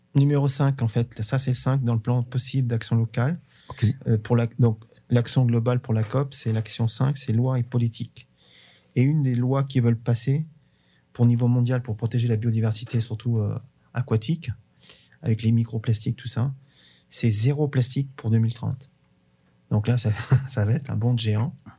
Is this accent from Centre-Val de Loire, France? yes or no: yes; Bourges, Centre-Val de Loire, France; Chez nous, on a, on a un festival qui est très connu qui s'appelle le Printemps de Bourges